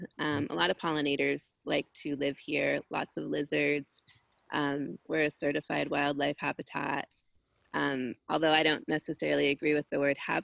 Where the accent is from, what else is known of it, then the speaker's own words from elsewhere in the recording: Los Angeles, California, United States; myself and two of my brothers were born here on this land